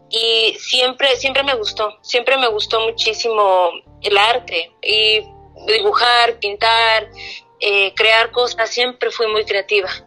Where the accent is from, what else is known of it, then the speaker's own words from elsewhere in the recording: Mexico; now in Canada; no sabía si era todavía como eh, mexicano o canadiense o dónde estaba y era mi manera de arraigarme. Entonces antes pintaba muchas cosas relacionadas más con México